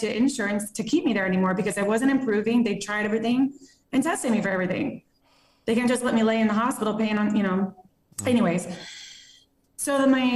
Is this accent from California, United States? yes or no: no; Plano, Texas, United States; moved away as an adult; now in Las Vegas, United States; I'm from Plano, Texas, born, raised